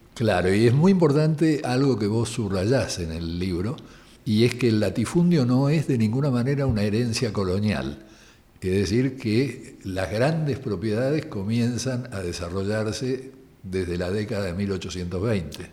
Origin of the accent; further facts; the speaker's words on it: Argentina; música de nuestra tierra